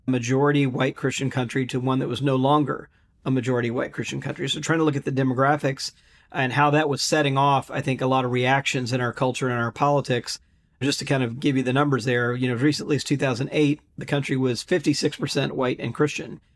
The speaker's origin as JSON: {"language": "English", "town": "Jackson", "region": "Mississippi", "country": "United States", "tie": "born or raised there", "said": "I grew up in Mississippi"}